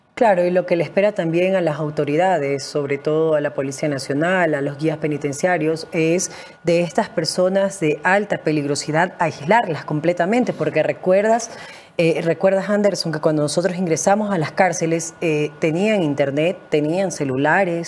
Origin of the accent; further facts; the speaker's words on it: Guayaquil, Guayas, Ecuador; soy de Guayaquil